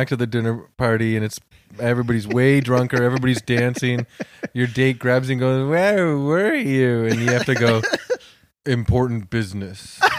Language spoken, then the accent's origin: English; Toronto, Ontario, Canada; And I'm from Toronto, but I'm from a suburban pocket of Etobicoke.